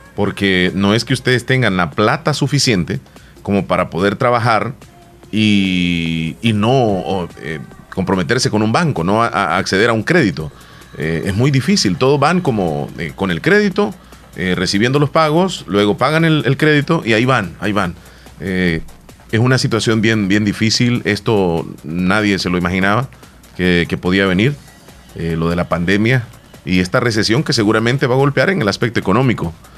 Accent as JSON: {"language": "Spanish", "country": "El Salvador", "said": "un país como El Salvador"}